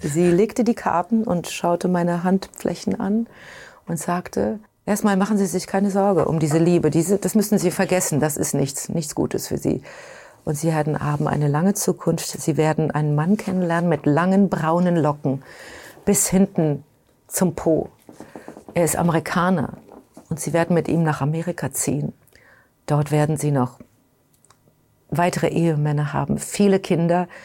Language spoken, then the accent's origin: German; Germany; now in New York, United States; Ich bin Europäerin, ich bin Deutsche